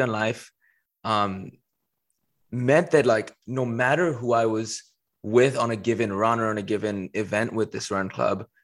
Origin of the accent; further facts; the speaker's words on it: Dubai, United Arab Emirates; moved away as an adult; also born or lived in Paris; I was born in Paris and pretty quickly moved to Dubai. That's where I spent a majority of my childhood, right from like age one all the way to age 18.